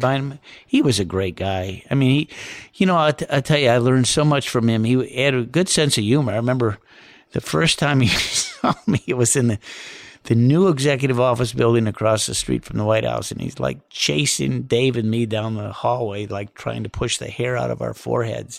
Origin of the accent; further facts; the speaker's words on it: Southwest Michigan, United States; living in Southwest Michigan